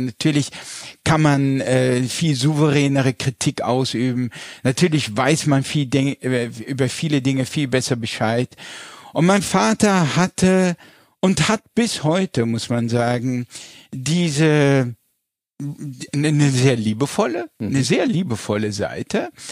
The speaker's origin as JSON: {"language": "German", "town": "Landau", "region": "Rhineland-Palatinate", "country": "Germany", "tie": "born or raised there", "said": "Wir kommen aus der Pfalz, mhm. ich bin in Landau in der Pfalz geboren"}